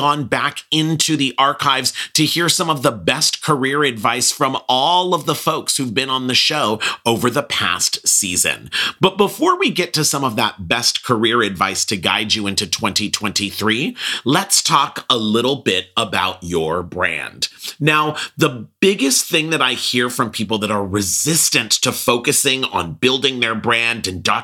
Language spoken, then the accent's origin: English; Pasadena, California, United States; I grew up in Pasadena, California